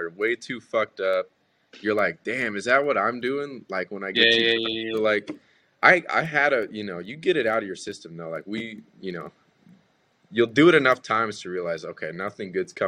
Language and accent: English; California, United States; growing up in Cali